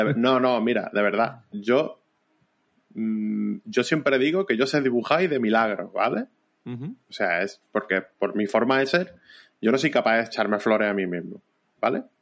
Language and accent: Spanish; Vélez-Málaga, Andalusia, Spain; yo soy de Vélez, Málaga, ¿vale? En provincia de Málaga